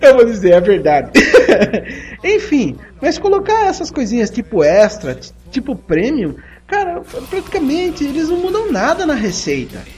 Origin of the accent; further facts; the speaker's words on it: Sorocaba, São Paulo, Brazil; accent: sorocabana; minha pronúncia sorocabana